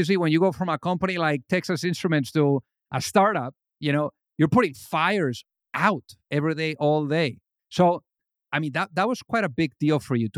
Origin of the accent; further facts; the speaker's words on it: Spain; now in United States; from where I came from Spain